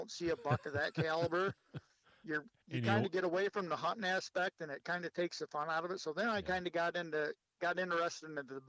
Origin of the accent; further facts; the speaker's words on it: Oxford, Michigan, United States; moved away as an adult; also born or lived in Lapeer, Michigan; originally I grew up in Oxford, Michigan.